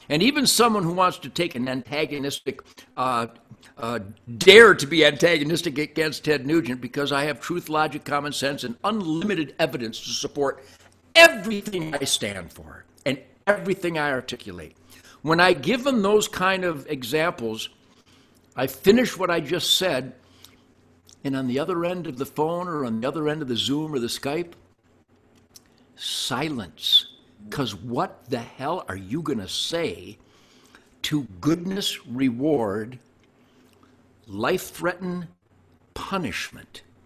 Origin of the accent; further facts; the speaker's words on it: Detroit, Michigan, United States; I was born in Detroit in 1948